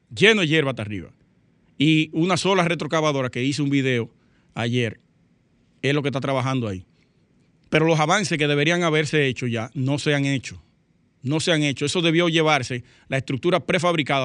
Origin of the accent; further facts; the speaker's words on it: Sosúa, Puerto Plata, Dominican Republic; Sosúa específicamente, que es mi pueblo natal, Puerto Plata, la provincia